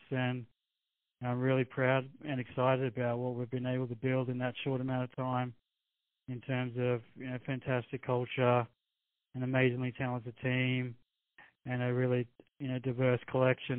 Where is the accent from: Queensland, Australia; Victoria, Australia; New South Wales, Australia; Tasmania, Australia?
Queensland, Australia; Brisbane; moved away as an adult; now in United States; I'm originally from Brisbane in Australia